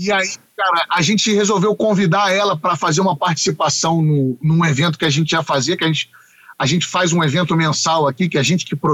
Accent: Curitiba, Paraná, Brazil; olha, eu não sou do samba, eu sou de Curitiba mas eu adoro cantar.

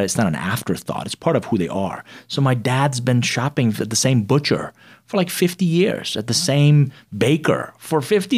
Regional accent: Atlanta, Georgia, United States; also born or lived in Iran; It was a rough patch. And, you know, growing up in the outskirts of Atlanta, they didn't know there weren't a whole lot of Iranians there

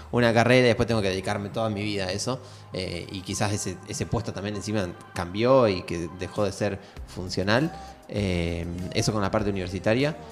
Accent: Argentina; lo que nos formó como argentino

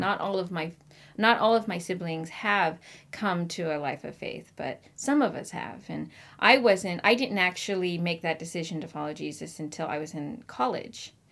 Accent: Marysville, Washington, United States; also born or lived in Virginia; I actually grew up in Washington, in Marysville, Washington

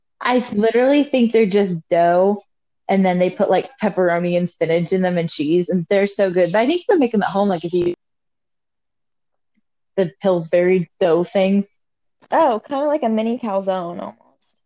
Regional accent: Cincinnati, Ohio, United States; I am from Cincinnati, born and raised in the Natty, and yeah.

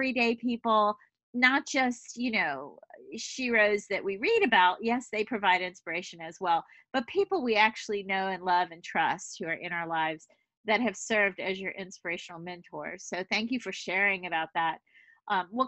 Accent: the South, United States; moved away; I just know that that's a big part of our narrative growing up in the South

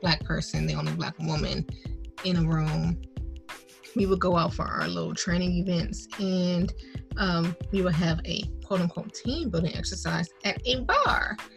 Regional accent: Detroit, Michigan, United States; moved away as an adult; also born or lived in Indiana; I'm from Michigan

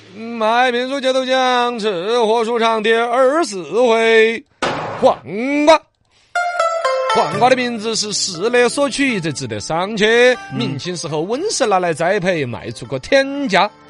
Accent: Sichuan, China; 我们四川本地的黄瓜呢

